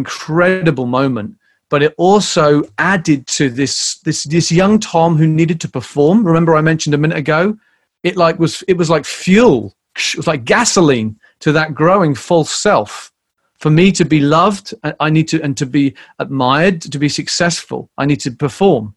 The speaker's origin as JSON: {"language": "English", "country": "United Kingdom", "tie": "born or raised there", "also_born_or_lived": "Canterbury", "moved": "as an adult", "lives_now": "United States", "said": "growing up in Britain"}